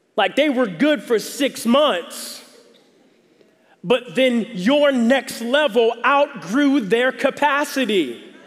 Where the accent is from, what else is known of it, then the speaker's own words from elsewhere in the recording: the South, United States; I'm from the South.